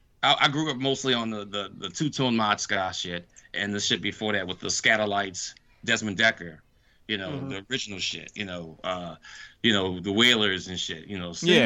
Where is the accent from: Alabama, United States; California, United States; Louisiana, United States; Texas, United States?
Louisiana, United States; New Orleans; we're from New Orleans